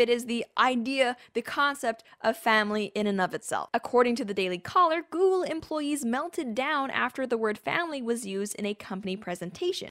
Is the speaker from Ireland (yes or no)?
no; Canada; as a Canadian